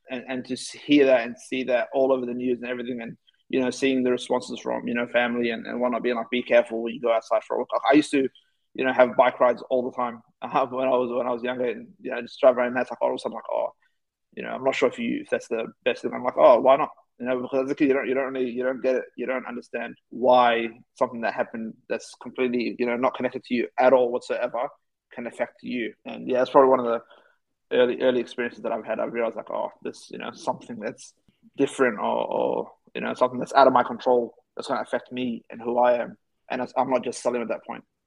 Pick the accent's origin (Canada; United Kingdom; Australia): Australia; also born or lived in Somalia / Ethiopia; came to Australia at the age of five